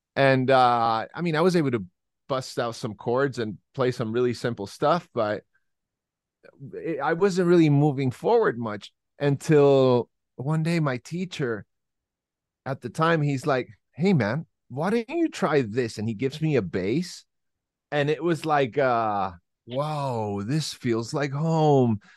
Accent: Santiago, Santiago Metropolitan Region, Chile; now in Las Vegas, United States; I'm originally from Santiago, Chile, South America

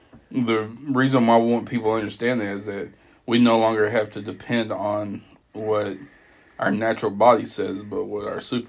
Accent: Texas, United States; you got to call me German, Czech, Texan

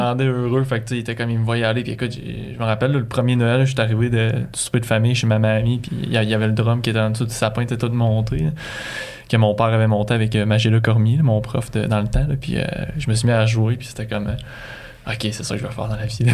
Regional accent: Magdalen Islands, Quebec, Canada; moved away; je viens des îles de la Madeleine

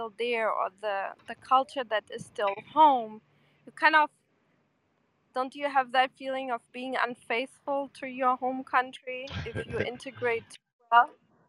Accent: Porto, Norte, Portugal; I'm from Porto.

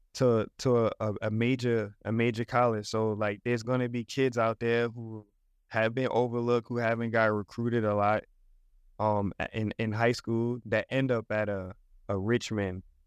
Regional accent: New York, United States; We, we grew up together in New York

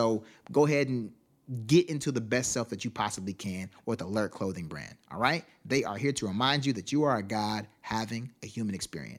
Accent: Miami, Florida, United States; born there; I was born in Miami.

